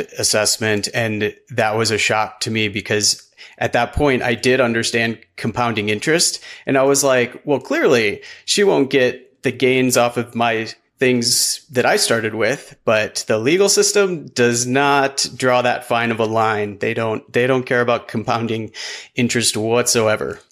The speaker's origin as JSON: {"language": "English", "region": "Midwest", "country": "United States", "tie": "born or raised there", "moved": "yes", "lives_now": "Golden, Colorado, United States", "said": "I grew up in the Midwest, middle class"}